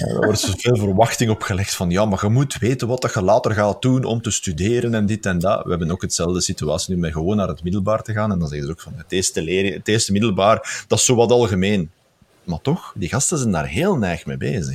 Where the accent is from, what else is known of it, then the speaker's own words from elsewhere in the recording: Flemish Brabant, Belgium; now in Moerzeke, Belgium; ik ben een Brabander